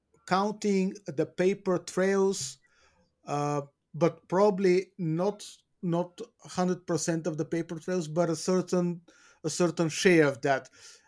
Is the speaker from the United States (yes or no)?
no; Bulgaria; Albania, my home country, Bulgaria, where we are more or less walking on the same path.